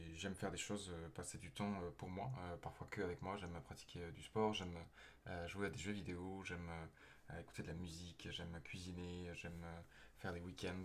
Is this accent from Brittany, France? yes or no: no; Toulouse, Occitania, France; also born or lived in Aveyron; now in Paris, France; né dans l'Aveyron, j'ai grandi à Toulouse